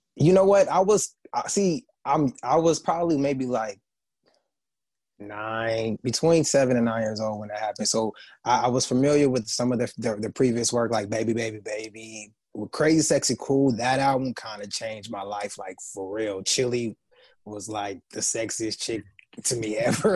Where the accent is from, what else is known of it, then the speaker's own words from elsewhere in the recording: San Bernardino, California, United States; from San Bernardino, California, which is an uh, hour outside